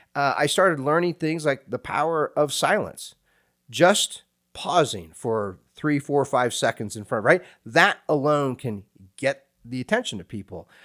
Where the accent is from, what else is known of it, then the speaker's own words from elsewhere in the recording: Hays, Kansas, United States; moved away; I went to a small state university there in my hometown, Fort Hays State University